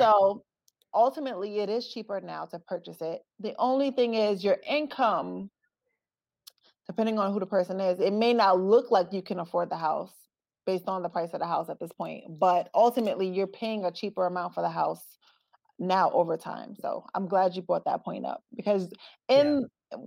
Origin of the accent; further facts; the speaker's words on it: Brooklyn, New York, United States; moved away; also born or lived in Newark, New Jersey; I'm originally from Brooklyn, New York